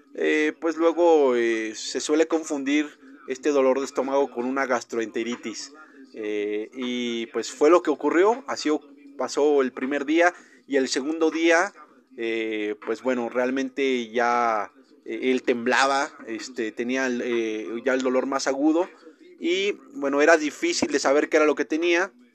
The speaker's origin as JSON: {"language": "Spanish", "country": "Mexico", "said": "yo como buen mexicano"}